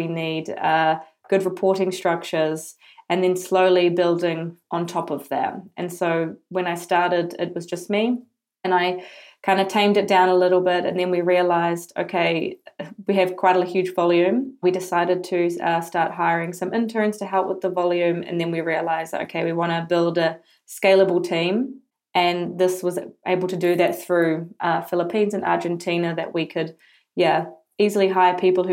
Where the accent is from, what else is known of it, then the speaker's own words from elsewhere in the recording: New Zealand; moved away as an adult; now in Amsterdam, Netherlands; I'm originally from New Zealand, as you can probably tell with my super strong accent. And I've been living in the Netherlands for the last 3 years